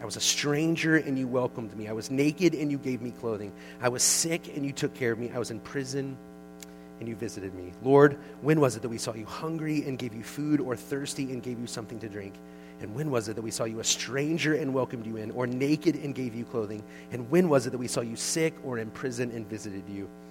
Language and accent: English; United States